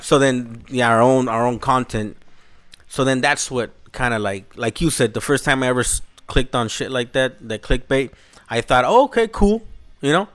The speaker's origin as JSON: {"language": "English", "town": "Los Angeles", "region": "California", "country": "United States", "tie": "born or raised there", "also_born_or_lived": "El Salvador (parents' origin)", "said": "that's where we pretty much grew up"}